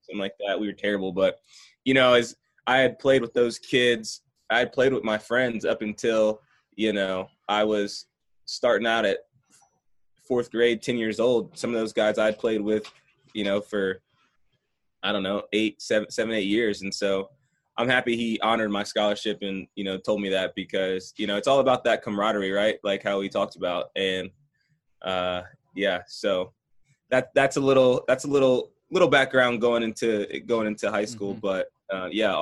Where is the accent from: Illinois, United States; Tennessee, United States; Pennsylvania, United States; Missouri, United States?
Tennessee, United States; Franklin; also born or lived in Maryland; born and raised in Franklin, Tennessee